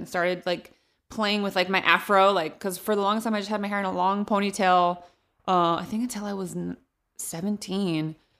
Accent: Modesto, California, United States; even I did a show in my hometown of Modesto at the Gallo Center a couple weeks ago.

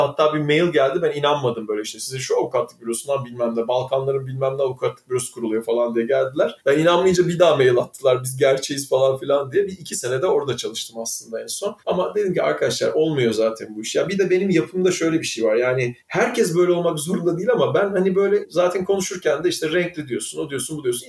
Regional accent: Istanbul, Turkey; also born or lived in Izmir / Germany; İzmir'de doğdum. 5 yaşıma kadar oradaydık. Sonra İstanbul'a geldim

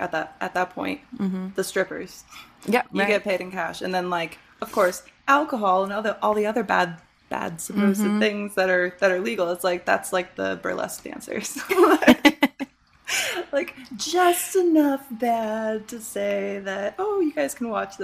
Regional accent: Michigan, United States; moved away; I grew up in Michigan

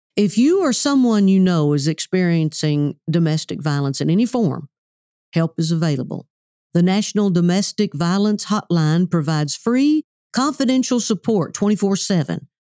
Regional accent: Oklahoma, United States; we're both from the South, I'm from Oklahoma

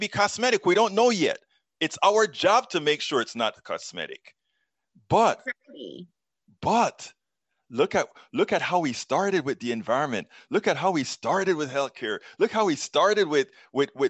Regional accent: Panama; now in United States; I'm from Central America. I am from Panama.

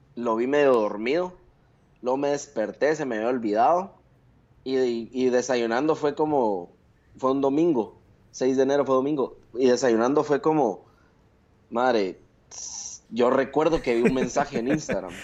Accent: Guatemala; moved away as an adult

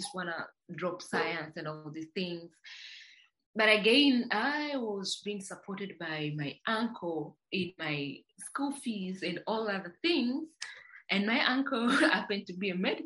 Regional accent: Dodoma, Tanzania; now in Dar es Salaam, Tanzania; I was born and raised in Tanzania in a region called Dodoma

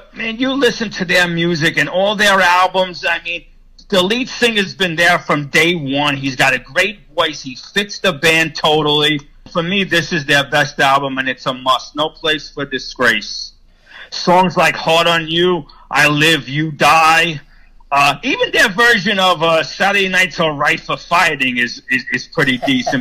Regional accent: New York area, United States; growing up in the New York area for me, listening to a Jersey radio station called WSOU

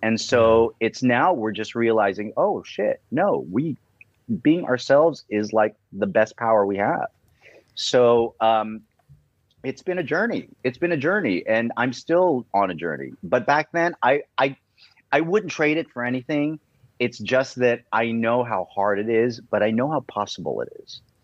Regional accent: Cleveland, Ohio, United States; moved away; I was brought up in Cleveland

